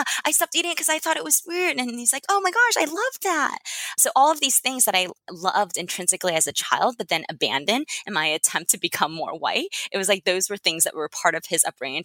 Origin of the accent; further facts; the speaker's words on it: United States; also born or lived in China; came to the US when I was 5